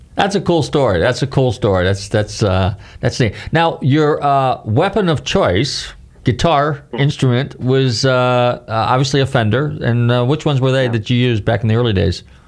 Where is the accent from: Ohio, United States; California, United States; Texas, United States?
California, United States; Northern; growing up in Northern California